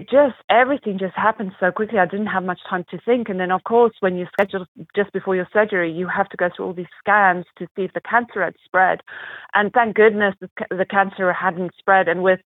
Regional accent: South Africa; accent: mixture; also born or lived in United Kingdom / North Carolina; now in Arizona, United States; We moved from the UK to the US, and I was born and raised in South Africa. So I've kind of traveled a lot, lived all over the place. So my accent's a little bit of a mixture of a little bit of everything.

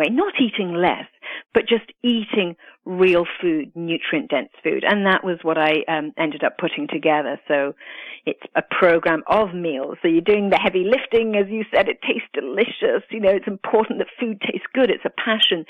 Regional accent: United Kingdom; also born or lived in Italy; now in United States; I'm actually Italian and grew up in the UK

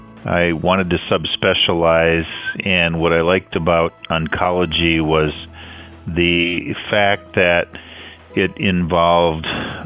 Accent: Illinois, United States; moved away as an adult; also born or lived in Iowa / Appleton, Wisconsin; now in Outer Banks, North Carolina, United States; I was born and raised in the Midwest. I grew up in Illinois, and I went to college and all my schooling in Iowa, and then I moved to Wisconsin, where I lived for close to 30 years.

